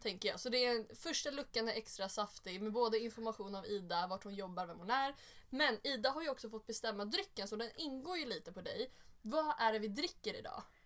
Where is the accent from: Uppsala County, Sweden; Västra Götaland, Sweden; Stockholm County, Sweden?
Stockholm County, Sweden; Sollentuna; jag kommer från Sollentuna